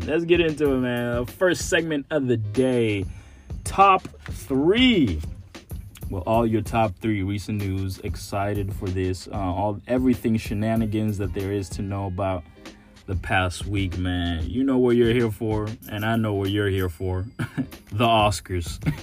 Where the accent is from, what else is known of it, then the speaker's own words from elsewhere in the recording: Nairobi, Kenya; also born or lived in Dallas, Texas / San Marcos, Texas; now in Texas, United States; born and raised in Nairobi, Kenya, but my family lives in Dallas, Texas, and I currently go to school at Texas State University